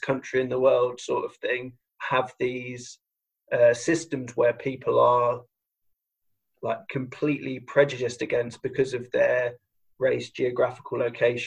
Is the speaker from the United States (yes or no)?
no; United Kingdom